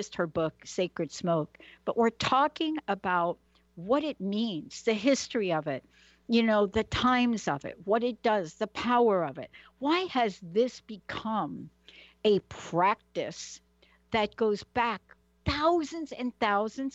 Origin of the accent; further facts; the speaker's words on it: New York City, New York, United States; I literally grew up in the Bronx